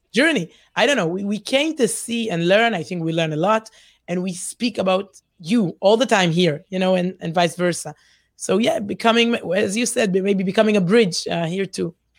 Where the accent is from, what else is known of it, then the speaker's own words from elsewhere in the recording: Herzliya, Tel Aviv District, Israel; accent: Israeli; English is a second language; also born or lived in Ramat HaSharon, Israel; I grew up in Herzliya, Ramat Sharon, secular places in Israel.